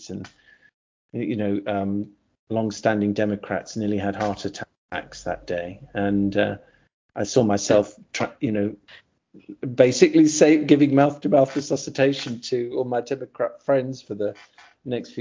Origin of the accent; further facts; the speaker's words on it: United Kingdom; also born or lived in California, United States; I left America when I was 7. My parents divorced. My mother took me over to the UK